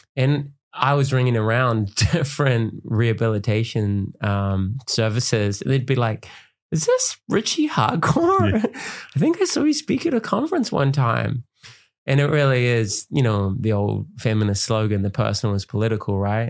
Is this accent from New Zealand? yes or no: yes; Auckland, New Zealand; I grew up in West Auckland